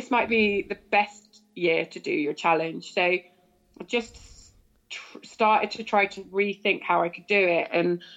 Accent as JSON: {"language": "English", "area": "Cornwall", "region": "South West England", "country": "United Kingdom", "said": "being a Cornish girl"}